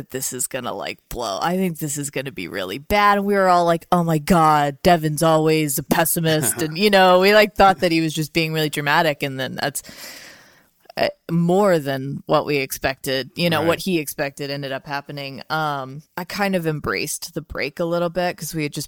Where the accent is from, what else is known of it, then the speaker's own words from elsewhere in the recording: Louisiana, United States; now in Portland, United States; I'm from Louisiana originally